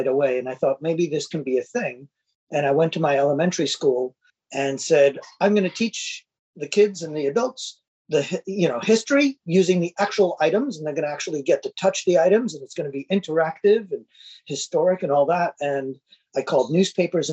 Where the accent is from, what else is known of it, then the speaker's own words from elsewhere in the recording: New York City, New York, United States; being a New Yorker